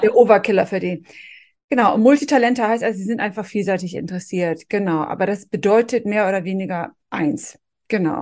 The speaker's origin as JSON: {"language": "German", "region": "Northern Germany", "country": "Germany", "said": "ich als Norddeutsche"}